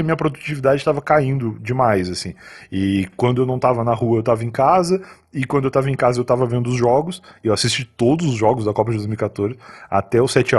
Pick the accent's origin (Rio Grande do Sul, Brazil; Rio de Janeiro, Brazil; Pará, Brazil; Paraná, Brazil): Rio Grande do Sul, Brazil; Rio Grande; moved away as an adult; also born or lived in Osasco; now in São Paulo, Brazil; em Rio Grande, a cidade que eu nasci, lá no Rio Grande do Sul